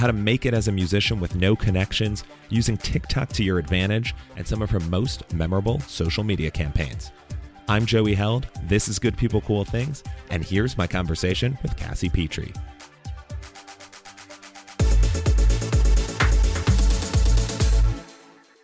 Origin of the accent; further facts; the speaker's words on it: Chicago, Illinois, United States; As a kid growing up in Chicago